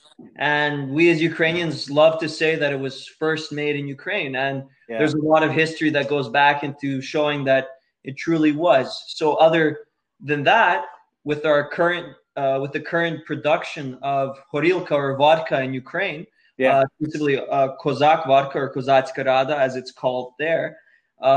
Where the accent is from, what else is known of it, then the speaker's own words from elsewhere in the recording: Edmonton, Alberta, Canada; I'm originally born in Edmonton, Alberta.